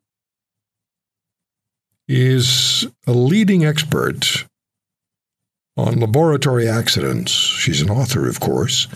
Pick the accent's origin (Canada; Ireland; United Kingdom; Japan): Canada; we're Canadian